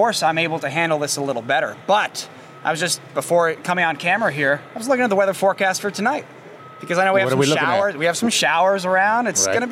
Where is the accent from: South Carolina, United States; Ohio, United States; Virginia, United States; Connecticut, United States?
Connecticut, United States; Sherman; moved away; I was just in Sherman, my hometown, Sherman, Connecticut, doing this exact thing I used to do as a child